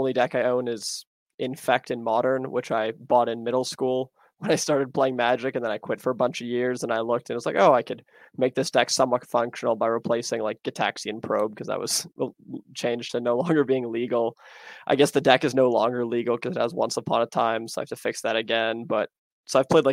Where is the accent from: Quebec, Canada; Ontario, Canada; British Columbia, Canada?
Ontario, Canada; Toronto; I'm from Toronto.